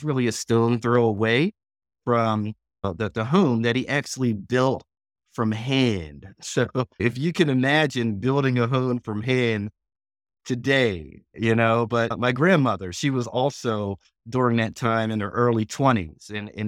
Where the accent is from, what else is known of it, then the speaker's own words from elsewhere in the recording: West Chester, Pennsylvania, United States; now in Charlotte, United States; I live in Charlotte, North Carolina. I'm originally from Westchester, Pennsylvania